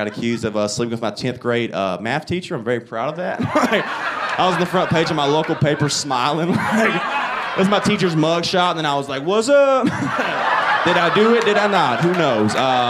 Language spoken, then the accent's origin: English; the South, United States; It's funny because I'm from the South, so everyone assumes I'm my grandpa all the time.